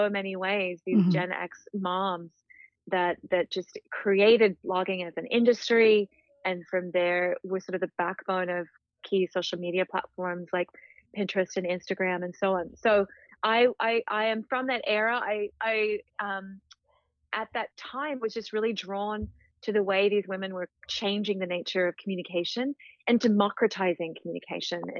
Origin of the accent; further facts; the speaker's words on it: Australia; moved away as an adult; also born or lived in New Zealand / South Africa / United Kingdom; now in Connecticut, United States; I was raised in Australia, born and raised in Australia, several years of my childhood in New Zealand, South Africa, 5 years in the UK